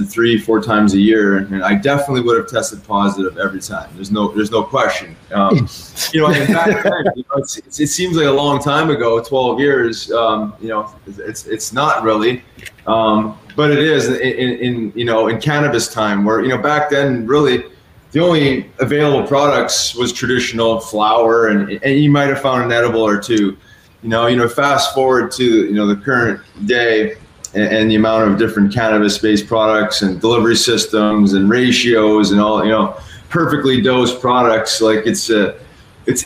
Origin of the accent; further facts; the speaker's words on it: Canada; moved away as an adult; also born or lived in Philadelphia; When I moved out of Canada